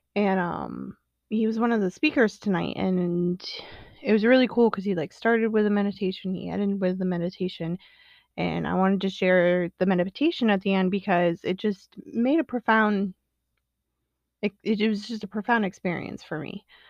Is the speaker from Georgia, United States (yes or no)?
no; Illinois, United States; also born or lived in the South; I grew up in the Illinois area.